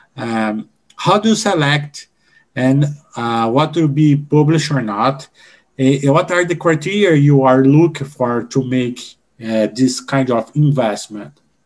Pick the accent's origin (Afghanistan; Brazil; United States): Brazil; English is a second language